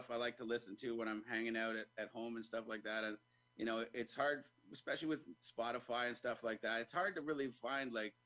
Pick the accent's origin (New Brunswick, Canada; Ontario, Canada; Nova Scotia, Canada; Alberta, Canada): Ontario, Canada; Toronto; I was from Toronto